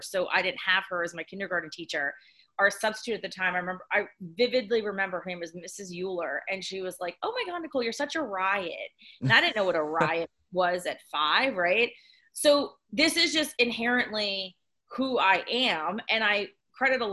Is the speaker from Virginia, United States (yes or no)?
no; Summit Hill, Pennsylvania, United States; So I grew up near the Poconos in Northeast PA in a very small town called Summit Hill